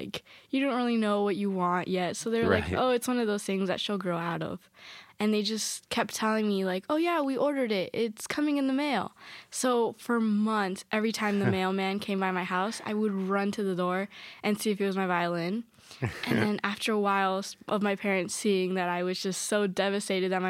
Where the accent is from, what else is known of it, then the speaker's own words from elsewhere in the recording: Miami, Florida, United States; I was born and raised in Miami, Florida, but my entire family is from Caracas, Venezuela